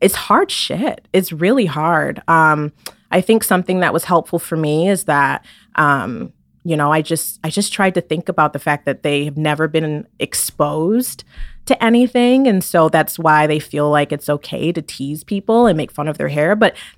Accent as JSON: {"language": "English", "region": "Michigan", "country": "United States", "tie": "born or raised there", "also_born_or_lived": "Maryland / New York", "said": "And so I've lived in different states. I've lived in Maryland. I grew up in Michigan mainly. We lived in New York."}